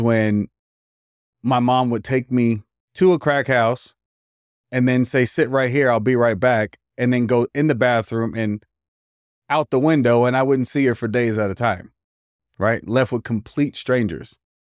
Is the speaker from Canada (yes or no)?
no; Hayward, California, United States; also born or lived in Oakland, California; I was raised back and forth between Oakland and Hayward